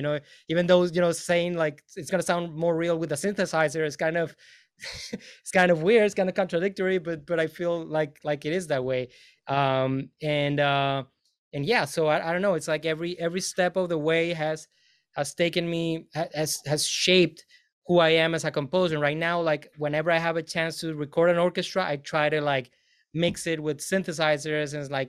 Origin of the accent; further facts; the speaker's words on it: Venezuela; moved away as an adult; now in United States; I'm from Venezuela, so that has definitely influenced me greatly.